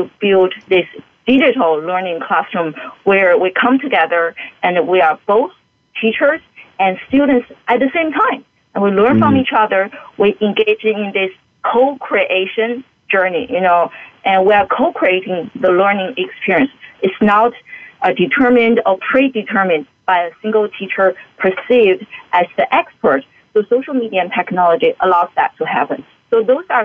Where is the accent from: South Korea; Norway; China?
China; moved away; I grew up in China and I received a very traditional education training